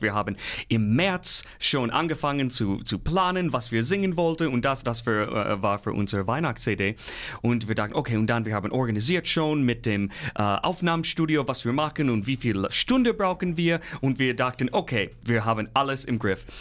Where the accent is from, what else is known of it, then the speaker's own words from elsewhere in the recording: Midwest, United States; German is a second language; moved away as an adult; now in Nordhausen, Germany; Ich komme aus dem Mittelwest in den Staaten, so grüne Felder, große Wälder, sowas bin ich gewohnt.